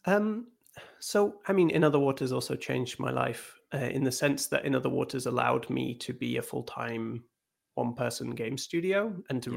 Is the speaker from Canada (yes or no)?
no; Scotland, United Kingdom; I grew up in Scotland